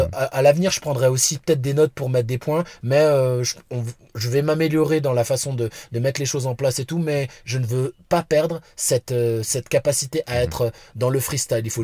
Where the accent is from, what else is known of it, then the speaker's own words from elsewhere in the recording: Vénissieux, Auvergne-Rhône-Alpes, France; also born or lived in Lyon; J'habitais à Lyon, je suis de Vénissieux, des Minguettes